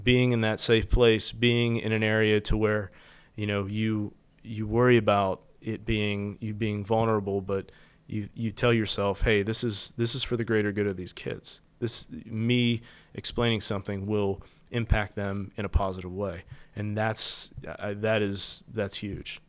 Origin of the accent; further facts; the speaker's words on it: West Virginia, United States; moved away as an adult; growing up in West Virginia